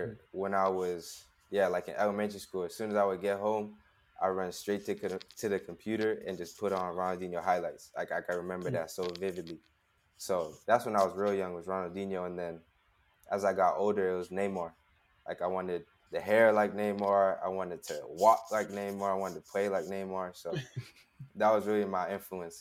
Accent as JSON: {"language": "English", "town": "Las Vegas", "region": "Nevada", "country": "United States", "tie": "born or raised there", "also_born_or_lived": "Arizona / Los Angeles", "moved": "yes", "said": "So I was born in Las Vegas, but I lived in Arizona until I was like 6. And then when I was 6, then we moved back to Las Vegas"}